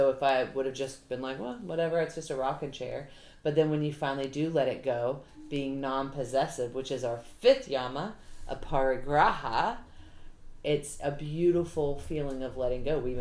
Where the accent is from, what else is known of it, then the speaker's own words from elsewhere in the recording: the South, United States; I'm from the South, so I don't talk too good.